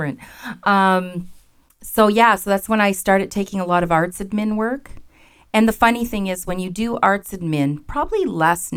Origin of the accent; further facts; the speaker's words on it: Ottawa Valley, Ontario, Canada; also born or lived in Windsor / Toronto / Killaloe; now in Kitchener-Waterloo, Canada; I grew up in the Ottawa Valley